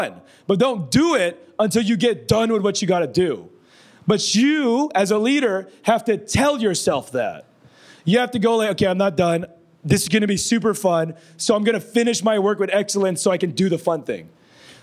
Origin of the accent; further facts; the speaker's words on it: Philippines; I'm brown. I'm Filipino